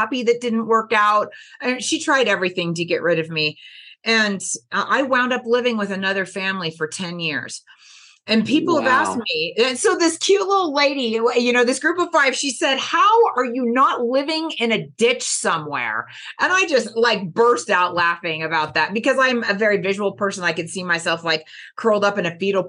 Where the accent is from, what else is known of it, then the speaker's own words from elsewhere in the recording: California Bay Area, United States; The California Bay Area